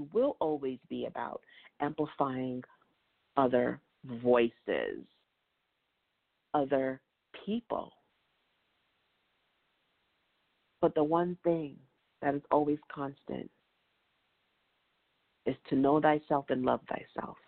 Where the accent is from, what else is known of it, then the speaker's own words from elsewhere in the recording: New York City, New York, United States; moved away as an adult; now in Virginia, United States; I've lived, born and raised in New York City